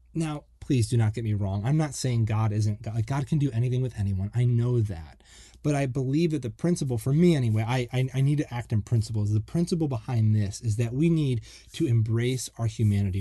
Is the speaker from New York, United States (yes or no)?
yes; Buffalo, New York, United States; moved away as an adult; also born or lived in Florida; I grew up in the Northeast and, um, I'm from, like, the Buffalo, Niagara Falls area.